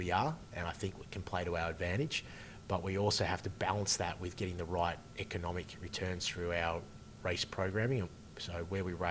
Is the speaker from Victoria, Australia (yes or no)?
yes; Bendigo, Victoria, Australia; also born or lived in Mildura; I grew up in Bendigo.